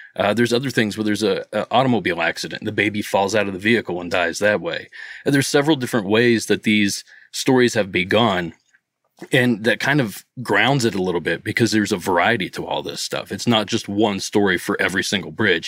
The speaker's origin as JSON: {"language": "English", "region": "Southeast Ohio", "country": "United States", "moved": "as an adult", "lives_now": "Los Angeles, United States", "said": "I'm from Southeast Ohio, between Pittsburgh and Columbus, but I live just outside of L A right now."}